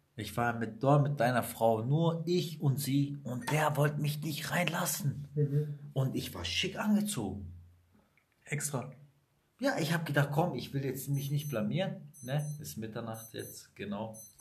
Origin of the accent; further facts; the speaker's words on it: Sicily, Italy; now in Germany; ich bin aus Sizilien